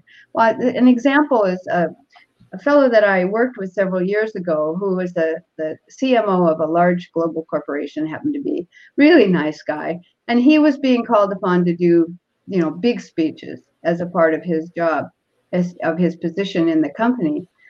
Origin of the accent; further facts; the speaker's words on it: Seattle, Washington, United States; born there; This is my Toastmaster speech. I was born in Seattle, and I probably was very nervous.